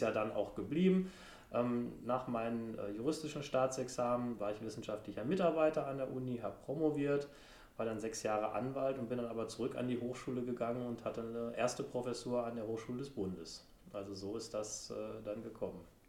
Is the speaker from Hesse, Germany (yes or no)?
no; Brilon, North Rhine-Westphalia, Germany; Ich komme auch noch aus Brilon, ist die waldreichste Stadt Deutschlands.